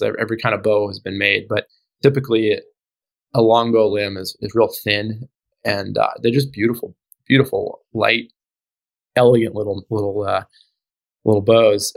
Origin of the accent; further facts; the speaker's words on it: Alaska, United States; I grew up in Alaska.